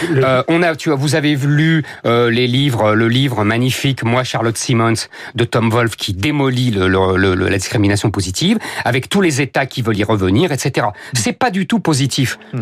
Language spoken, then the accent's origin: French; France; on s'est tous retrouvés catholiques euh, parce qu'on est français.